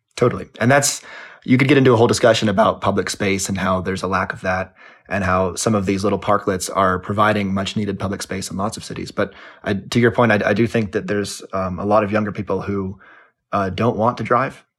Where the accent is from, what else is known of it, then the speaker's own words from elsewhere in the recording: Los Angeles, California, United States; I grew up in Los Angeles